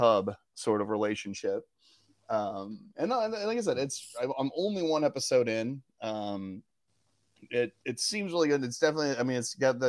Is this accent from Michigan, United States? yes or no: no; Oklahoma, United States; moved away; being from Oklahoma